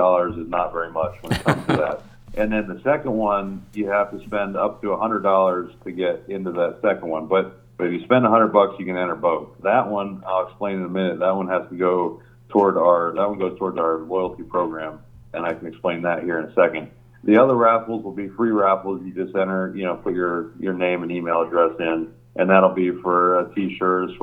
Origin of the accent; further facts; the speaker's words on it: Hellertown, Pennsylvania, United States; moved away as an adult; also born or lived in Cedarville, Ohio; I came from Hellertown